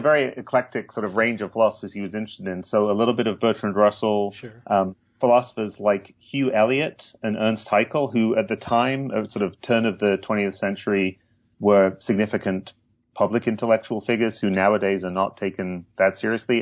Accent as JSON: {"language": "English", "town": "Hull", "region": "Yorkshire and the Humber", "country": "United Kingdom", "tie": "born or raised there", "said": "I grew up in England, in the northeast, in Yorkshire, um, but not in the picturesque part of Yorkshire, in Hull"}